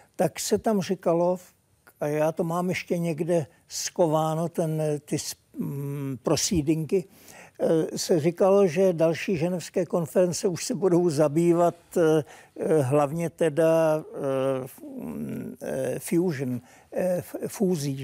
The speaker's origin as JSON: {"language": "Czech", "country": "Czechia", "also_born_or_lived": "Prague", "moved": "as an adult", "lives_now": "Sweden"}